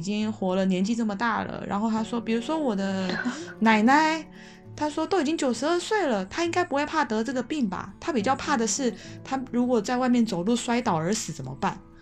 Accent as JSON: {"language": "Chinese", "country": "Taiwan", "moved": "as an adult", "lives_now": "Madrid, Spain", "said": "我是来自台湾的"}